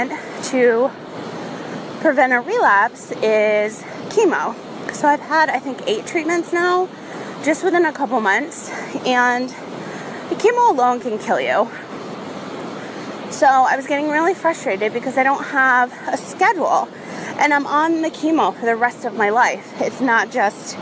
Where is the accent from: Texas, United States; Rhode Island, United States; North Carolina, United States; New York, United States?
Rhode Island, United States; I grew up on the ocean. I'm from Rhode Island